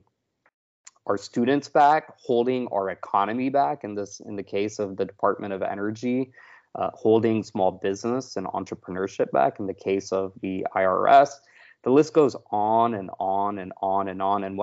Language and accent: English; Texas, United States; moved away; also born or lived in Florida; I grew up in Texas